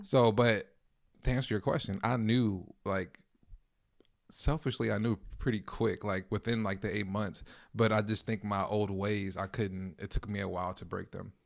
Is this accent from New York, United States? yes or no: no; Los Angeles, California, United States; moved away as an adult; now in Minneapolis, United States; I'm originally from Los Angeles, California